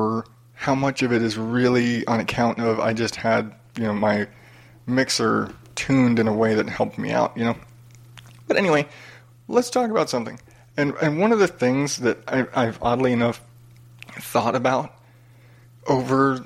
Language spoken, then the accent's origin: English; United States; born and raised in America, you know, half Mexican, half Irish